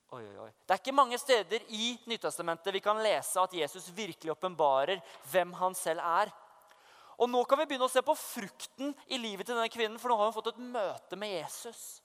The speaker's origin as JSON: {"language": "Norwegian", "region": "Oslo", "country": "Norway", "tie": "born or raised there", "moved": "as an adult", "lives_now": "Vestby, Norway", "said": "jeg vokste opp i Oslo, men jeg bor i Vestby"}